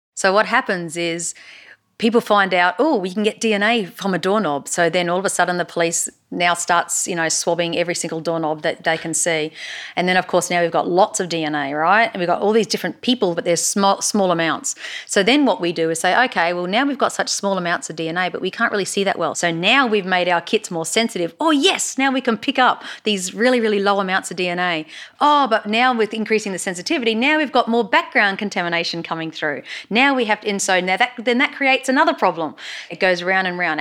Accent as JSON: {"language": "English", "region": "Queensland", "country": "Australia", "accent": "Queensland", "moved": "yes", "lives_now": "Texas, United States", "said": "my Queensland accent"}